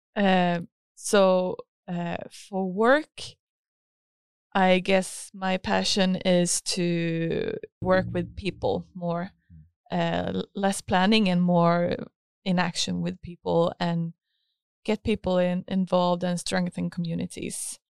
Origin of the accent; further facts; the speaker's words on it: Helsingborg, Skåne, Sweden; also born or lived in Stavanger; I grew up here in Helsingborg